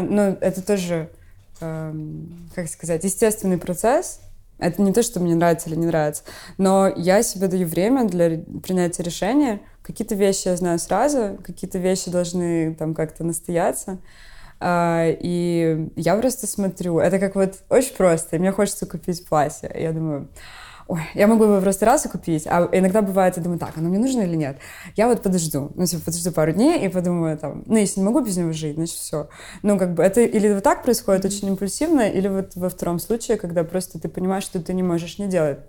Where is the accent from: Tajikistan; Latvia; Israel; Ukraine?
Ukraine; Odesa, Odesa Oblast; moved away; я из Одессы, и как бы у нас такой особенный стиль разговора